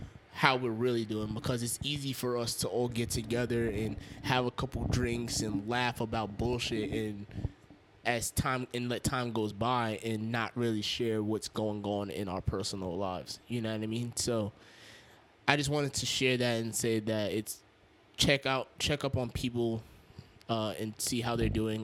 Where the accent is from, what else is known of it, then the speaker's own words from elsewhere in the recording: Yonkers, New York, United States; I'm from Yonkers